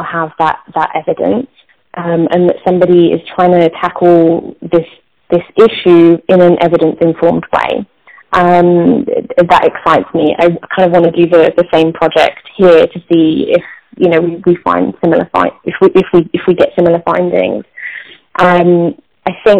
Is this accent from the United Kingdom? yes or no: yes; England, United Kingdom; moved away; we're not called South Asian in England. We're British Asian